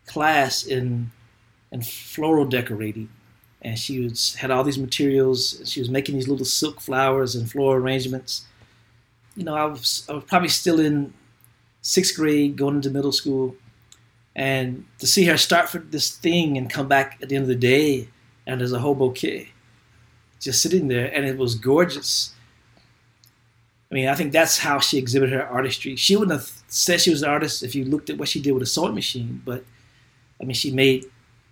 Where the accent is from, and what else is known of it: Kentucky, United States; born or raised there